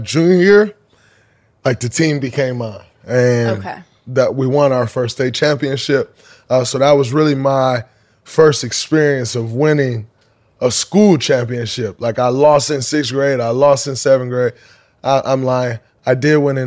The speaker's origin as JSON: {"language": "English", "town": "Saginaw", "region": "Michigan", "country": "United States", "tie": "born or raised there", "said": "growing up, like as a young kid, like fifth and sixth grade, seventh grade, we're coming from Saginaw, a small city"}